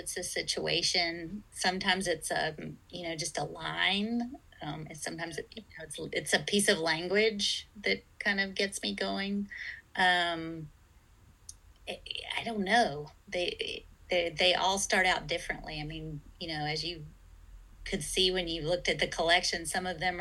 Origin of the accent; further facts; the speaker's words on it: Greensboro, North Carolina, United States; I grew up in Greensboro, North Carolina